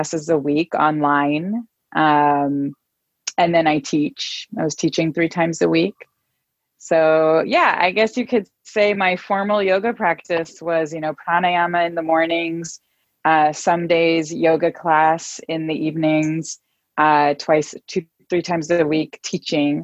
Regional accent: Israel; moved away as an adult; now in Oakland, United States; I live in Oakland, California. I'm originally from Israel and have been living in the Bay Area since 2011

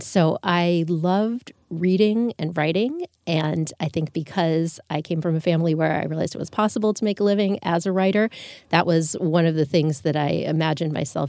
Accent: just outside of Fort Lauderdale, South Florida, United States; I grew up in South Florida, just outside of Fort Lauderdale.

